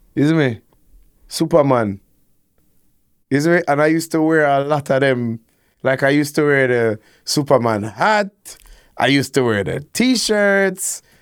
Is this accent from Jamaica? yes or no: yes; Kingston, Jamaica; I grew up, like, you know, uptown, but maybe in Ligani